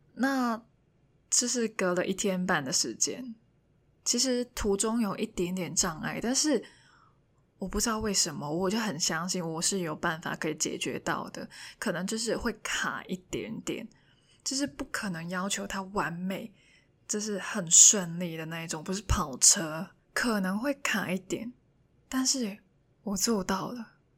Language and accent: Chinese; Hong Kong; first language Cantonese; Chinese is a second language; moved away as an adult; now in Taiwan; 因为我是香港人嘛